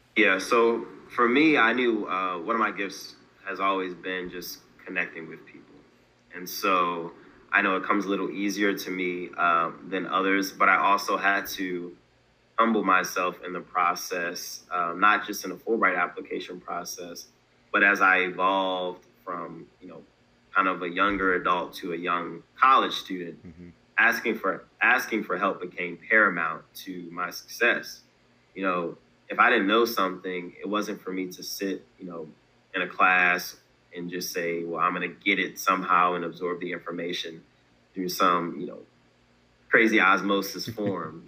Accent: Baltimore, Maryland, United States; also born or lived in Delaware; originally I'm from Baltimore, Maryland. Um, born in Delaware, but raised primarily in Baltimore.

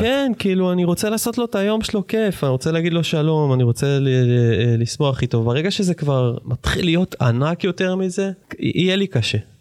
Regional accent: Jerusalem, Jerusalem District, Israel; תכונת אה, שטרן בירושלים, מגיל שנתיים ומשהו בערך שלוש, עד גיל איזה 16-17

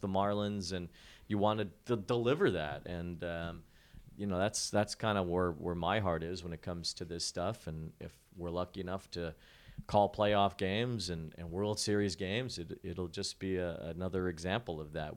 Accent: Chicago, Illinois, United States; moved away; I grew up in Chicago

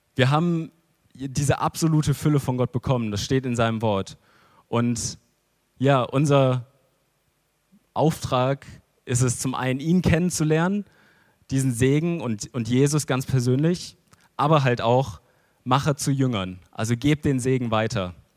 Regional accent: Germany; als Deutsche

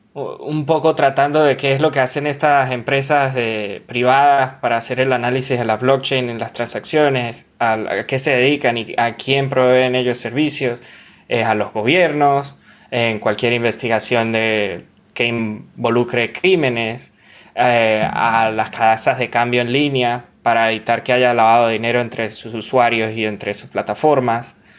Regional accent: Venezuela; venezolano, miembro de la comunidad de Monero

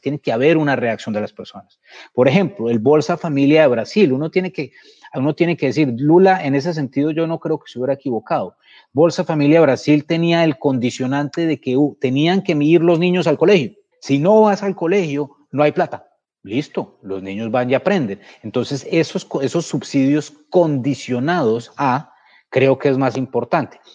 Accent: Colombia; porque siento que es mi obligación como como colombiano y un colombiano que tuvo tanta suerte como yo

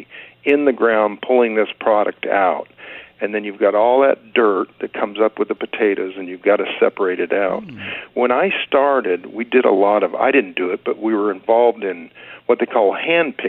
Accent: Bakersfield, California, United States; also born or lived in Los Angeles; I was born in Los Angeles, but then we moved up into the San Joaquin area or valley when I was quite young, and I just stayed in Bakersfield, and I've been here pretty much all my life

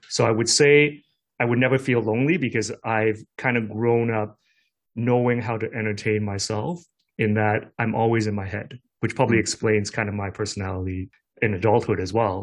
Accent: Hong Kong; I grew up in Hong Kong, I did have a cousin

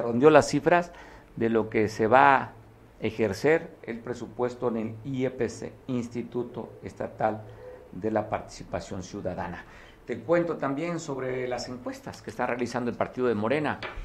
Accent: Guerrero, Mexico

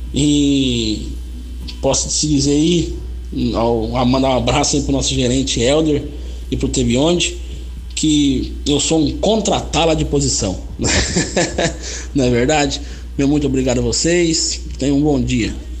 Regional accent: Palmital, São Paulo, Brazil; sou aqui de Palmital, interior de São Paulo, tenho 28 anos

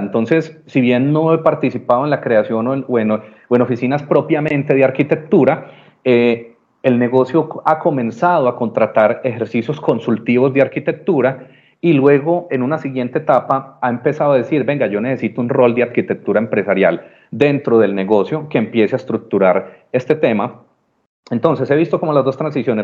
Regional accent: Medellín, Antioquia, Colombia; Absolutamente paisa de nacimiento, de corazón, montañero de pura cepa

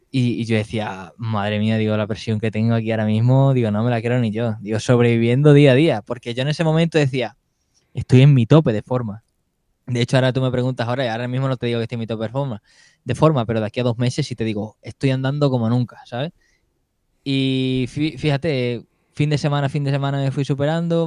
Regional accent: Extremadura, Spain; also born or lived in Seville / Plasencia; me vengo aquí a mi casa y empecé a competir por Extremadura

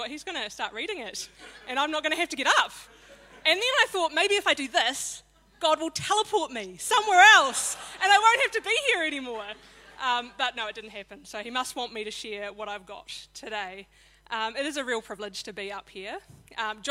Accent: Christchurch, Canterbury, New Zealand; I was born in Christchurch to Norma and Ted Moore

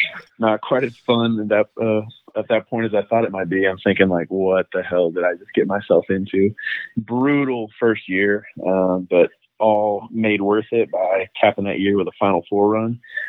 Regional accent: Wichita, Kansas, United States; I'm from Wichita.

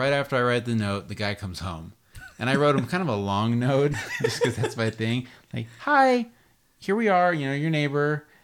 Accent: Las Vegas, Nevada, United States; now in California, United States; when I was a kid growing up in Las Vegas

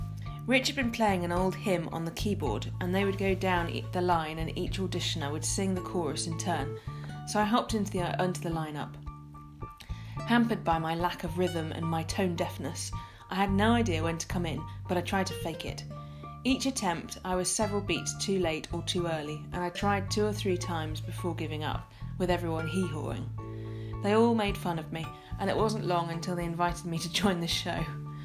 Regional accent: Tennessee, United States; What? Lose the accent? Again, born and raised in Tennessee.

